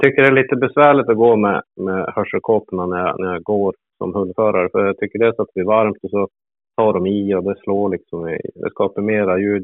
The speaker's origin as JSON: {"language": "Swedish", "town": "Hudiksvall", "region": "Gävleborg County", "country": "Sweden", "tie": "born or raised there", "said": "jag är född i Glada Hudik"}